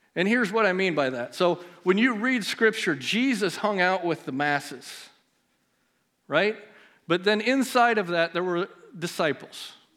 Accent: Melcher, Iowa, United States; We both grew up in Melcher together

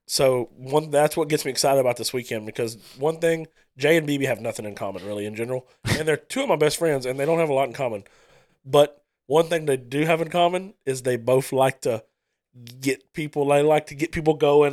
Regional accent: Starks, Louisiana, United States; growing up in Starks, I wanted to be the good guy

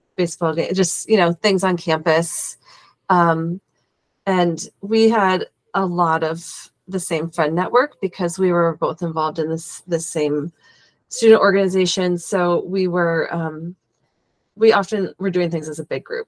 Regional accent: St. Paul, Minnesota, United States; I grew up here in St. Paul, Minnesota

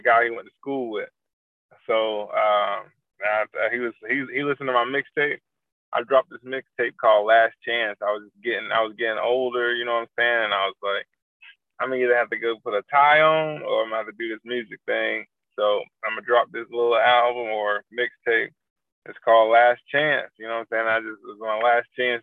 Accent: Raleigh, North Carolina, United States; now in Charlotte, United States; born and raised in Raleigh, but I moved to Charlotte like 13 years ago

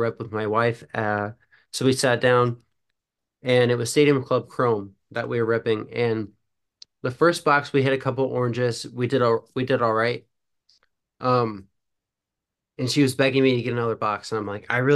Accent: Ohio, United States; born and raised in Ohio

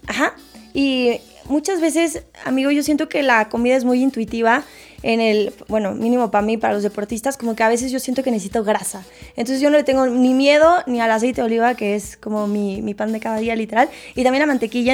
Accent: Mexico City, Mexico; also born or lived in Puebla; Yo soy de la Ciudad de México, pero hay una confusión efectivamente porque en muchos ah. lados dicen que soy de Puebla, pero yo estudié en Puebla, no es que sea de Puebla

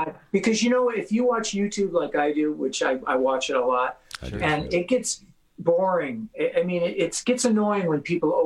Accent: San Fernando Valley, California, United States; I came from the San Fernando Valley

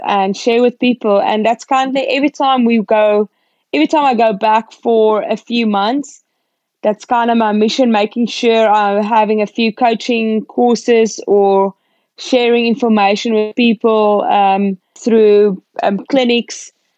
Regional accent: South Africa; I'm a South African and I'm representing South Africa.

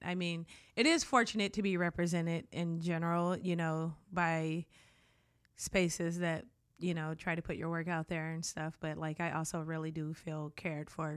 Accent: Detroit, Michigan, United States; I grew up in Detroit

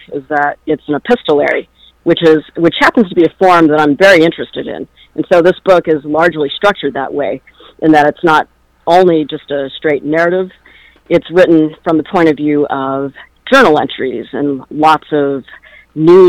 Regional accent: Illinois, United States; moved away; I am from Illinois originally, so I probably should watch that one, being from the land of Lincoln

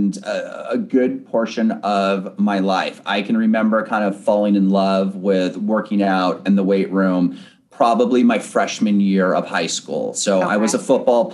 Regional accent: Bellevue, Washington, United States; also born or lived in San Diego, California; I am originally from Bellevue, Washington. That is where I am born and raised

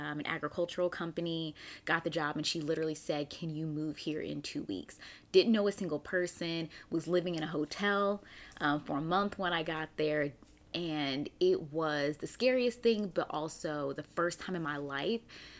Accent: Raleigh, North Carolina, United States; also born or lived in Germany; So I was born in Germany. My dad was in the army and I came to the US at 2 years old. And so we lived in Raleigh, North Carolina for several years.

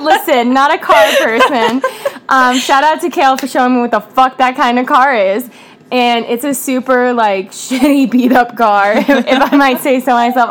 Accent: Rancho Cordova, California, United States; I grew up in Rancho Cordova, um, California

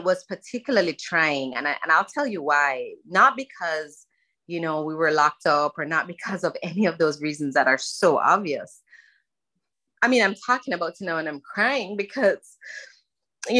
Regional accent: Jamaica; moved away as an adult; now in Florida, United States; I was born in Jamaica and I lived there until I was 19 and I came here for university and basically stayed.

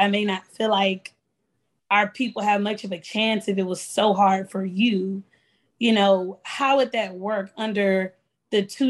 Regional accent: Houston, Texas, United States; I am from Houston, Texas, in the United States of America

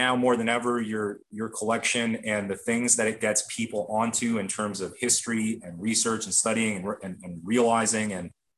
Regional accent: Canada; growing up in Canada

